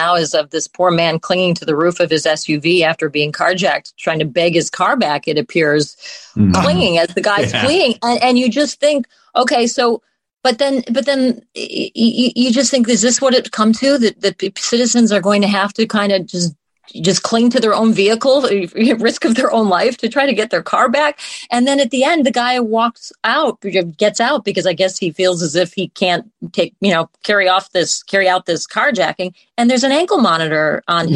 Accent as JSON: {"language": "English", "town": "Chicago", "region": "Illinois", "country": "United States", "tie": "born or raised there", "said": "growing up in Chicago and working in Chicago"}